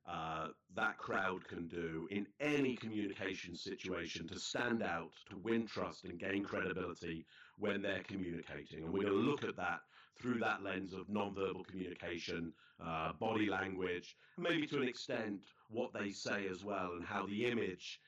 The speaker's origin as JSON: {"language": "English", "region": "England", "country": "United Kingdom", "moved": "yes", "lives_now": "Toronto, Canada", "said": "as a British kid, an English kid"}